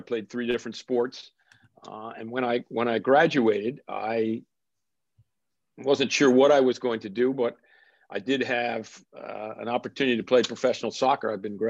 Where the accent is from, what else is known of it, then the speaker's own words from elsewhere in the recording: Princeton, New Jersey, United States; moved away; I was born and raised in Princeton, New Jersey. My dad worked for Princeton University.